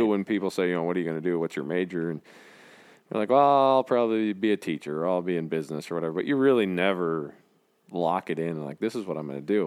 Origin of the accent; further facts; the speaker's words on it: North Branch, Minnesota, United States; also born or lived in Marshall, Minnesota; I grew up in North Branch, Minnesota